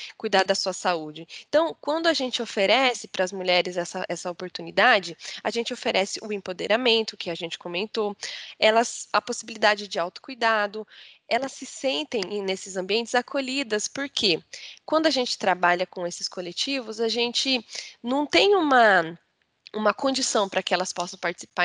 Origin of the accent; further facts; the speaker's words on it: Mogi, near Campinas, interior of São Paulo, Brazil; eu comecei a jogar basquete com 7 anos de idade, no SESI, lá na minha cidade, de Mogi que é no interior de São Paulo, próximo de Campinas